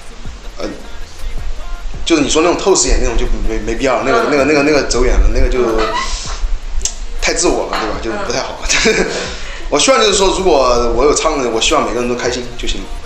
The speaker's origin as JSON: {"language": "Chinese", "country": "China", "said": "我作作为一个中国人嘛，我觉得上央视绝对是至高荣耀"}